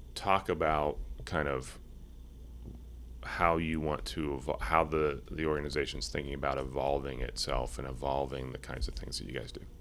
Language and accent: English; Cincinnati, Ohio, United States; I grew up in Cincinnati